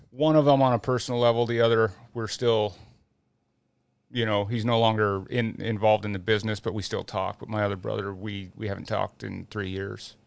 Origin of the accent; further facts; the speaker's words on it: Utah, United States; growing up in Utah and being around it and having family that is in it